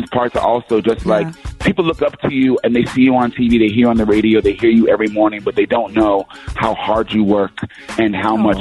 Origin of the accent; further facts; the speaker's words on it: East St. Louis, Illinois, United States; I'm from East St. Louis